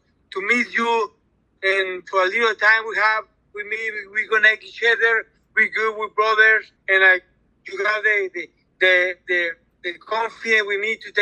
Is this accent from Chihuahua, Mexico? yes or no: no; Ciudad Obregón, Sonora, Mexico; English is a second language; now in United States; I'm born in Ciudad Obregón, Sonora.